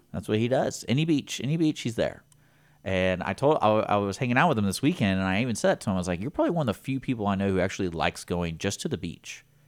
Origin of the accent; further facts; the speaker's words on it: Houston, Texas, United States; we're from Houston